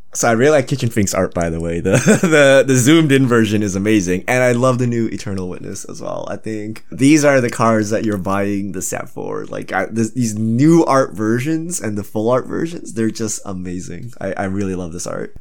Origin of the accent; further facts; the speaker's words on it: Canada; I'm truly Canadian because I used to skate on lakes and stuff